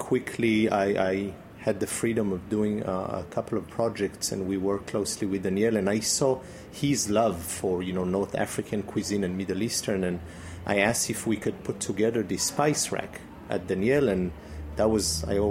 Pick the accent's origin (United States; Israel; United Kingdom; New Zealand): Israel; moved away; also born or lived in Brittany, France; growing up in Israel